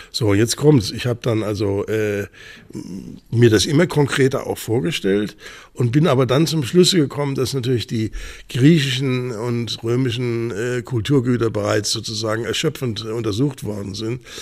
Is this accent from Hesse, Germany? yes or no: yes; Bad Homburg, Hesse, Germany; born there; Ja, haben da Sie, bin ich geboren.